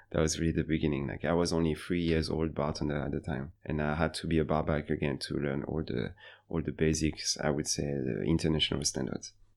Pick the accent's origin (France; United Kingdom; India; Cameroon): France; Paris, Île-de-France; moved away as an adult; also born or lived in Beijing, China; now in Seoul, South Korea; I'm from France, Paris, originally